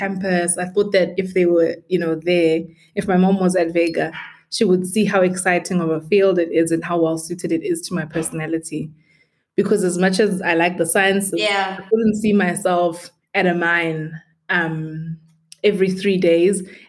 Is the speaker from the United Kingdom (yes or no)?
no; Witbank, Mpumalanga, South Africa; moved away as an adult; also born or lived in Bronkhorstspruit, Gauteng; now in Johannesburg, South Africa; I grew up in Witbank and Bronkhorstspruit, which are both small towns just outside of Pretoria on your way to Mbombela.